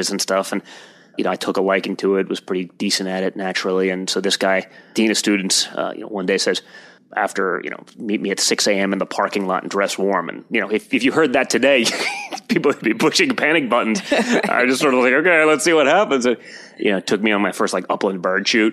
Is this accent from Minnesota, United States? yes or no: no; New York City, New York, United States; also born or lived in Colorado; I was born and raised here in New York City in 1977